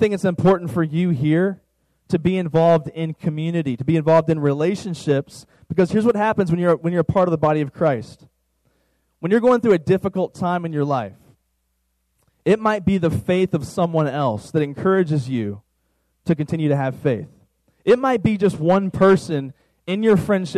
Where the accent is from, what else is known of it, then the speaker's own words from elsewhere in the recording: Virginia, United States; now in Dallas-Fort Worth, United States; where I'm from, Virginia